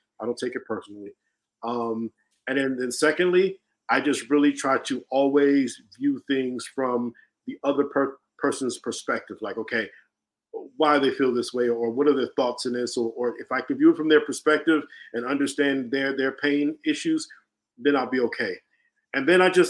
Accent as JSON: {"language": "English", "town": "Chicago", "region": "Illinois", "country": "United States", "said": "I'm from Chicago"}